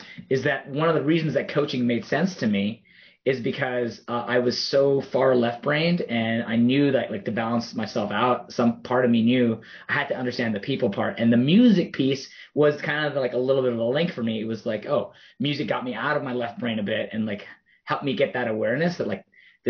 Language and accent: English; Toronto, Ontario, Canada; I grew up in Toronto. I was born there